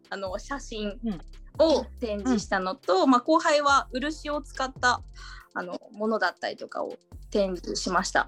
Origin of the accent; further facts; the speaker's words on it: Osaka, Japan; moved away as an adult; also born or lived in Tokyo; now in Okinawa, Japan; 地元が大阪